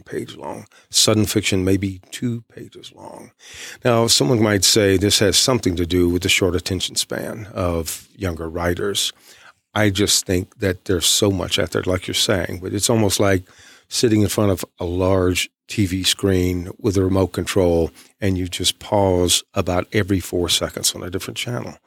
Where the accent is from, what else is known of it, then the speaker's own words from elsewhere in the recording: East Texas, United States; I'm from East Texas.